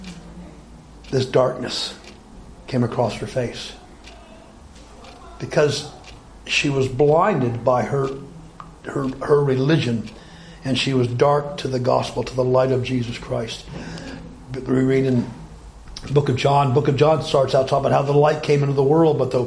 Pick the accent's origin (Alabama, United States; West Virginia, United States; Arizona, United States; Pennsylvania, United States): Alabama, United States; moved away; I grew up in Alabama.